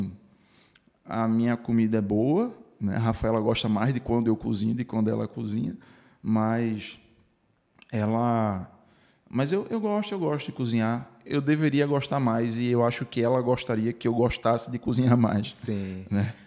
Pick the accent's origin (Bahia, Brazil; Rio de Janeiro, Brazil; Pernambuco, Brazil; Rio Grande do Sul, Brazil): Pernambuco, Brazil; Curado; como bom curadense que somos